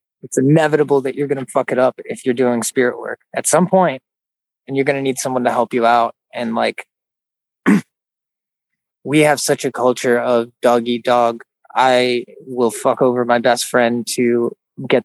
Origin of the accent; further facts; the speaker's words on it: Gulf Coast, Florida, United States; when I was a kid, my mom worked as a house cleaner and I grew up in Gulf Coast, Florida